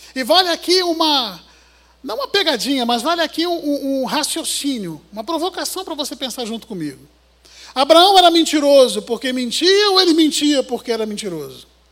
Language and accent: Portuguese; Rio de Janeiro, Brazil; como um bom carioca de chinelo